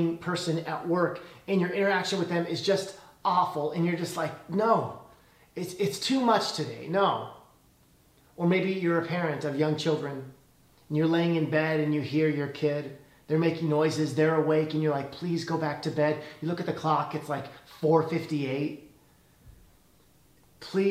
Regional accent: Illinois, United States; now in California, United States; When I was a kid, I grew up in Illinois

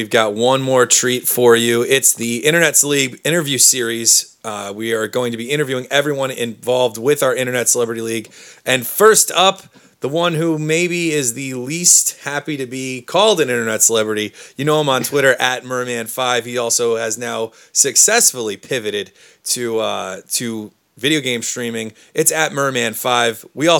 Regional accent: New Jersey, United States; we're from New Jersey.

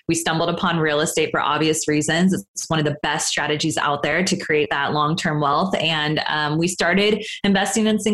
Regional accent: Sacramento, California, United States; now in Los Angeles, United States; I'm from Northern California, up in Sacramento

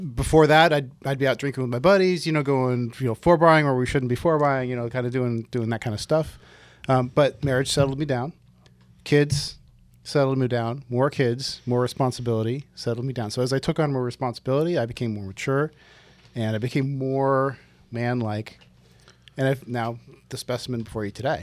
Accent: West Coast, United States; I'm from the West Coast

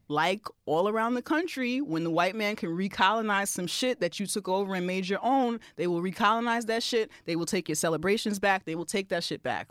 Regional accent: New York, United States; I'm also a native New Yorker and I'm also Caribbean and American

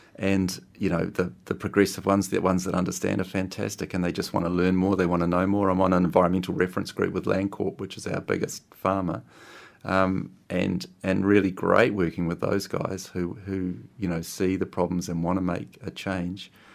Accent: Christchurch, Canterbury, New Zealand; I grew up in Christchurch

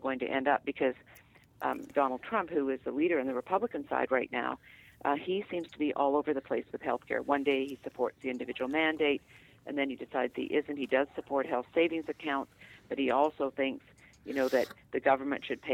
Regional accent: Vancouver, British Columbia, Canada; now in United States; in Canada, where I'm from the West Coast, from Vancouver

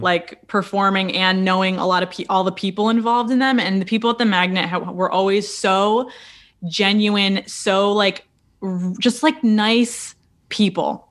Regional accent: a little town south of Rochester, Western New York State, United States; moved away as an adult; also born or lived in Buffalo, New York; now in New York City, United States; I'm from Western New York State, uh, a little town uh, south of Rochester

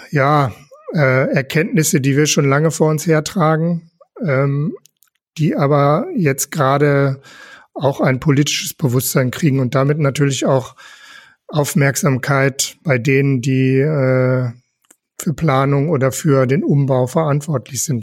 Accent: Velbert, North Rhine-Westphalia, Germany; moved away as an adult; also born or lived in Wuppertal; now in Essen, Germany; Ich komme gebürtig aus Fellbott, also auch nicht so weit weg.

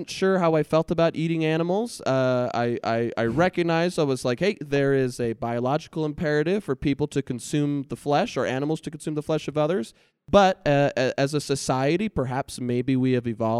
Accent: Southern California, United States; now in Provo, United States; I grew up in California

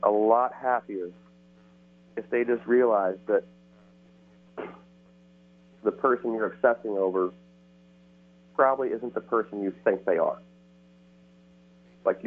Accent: Midwest, United States; now in California, United States; I grew up in the Midwest, and I've lived out here in California for some time now

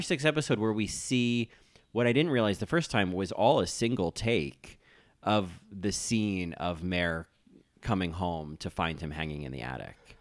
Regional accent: New Jersey, United States; now in New York, United States; I grew up in New Jersey

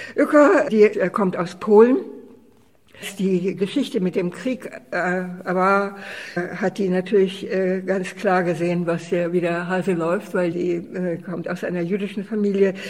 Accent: Czechia; also born or lived in Austria; now in Düsseldorf, Germany; ich komme aus der Tschechoslowakei.

